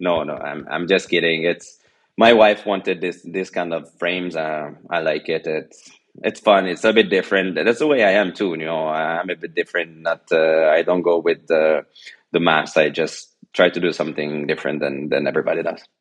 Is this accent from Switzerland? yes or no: yes; Geneva, Switzerland; first language French and Italian; English is a second language; also born or lived in China; now in Italy; I was born in Geneva, Switzerland, because my father is Swiss and my mother is Italian, so I already grew up learning two languages, French and Italian